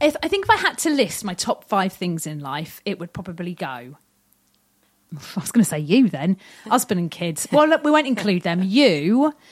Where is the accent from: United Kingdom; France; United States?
United Kingdom; southern England; accent: southern; my accent. People are like, oh, you're southern, you're posh